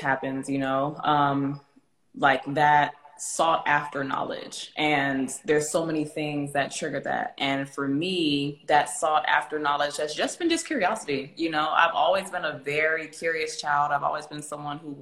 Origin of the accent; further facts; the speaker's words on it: Miami, Florida, United States; I grew up in Miami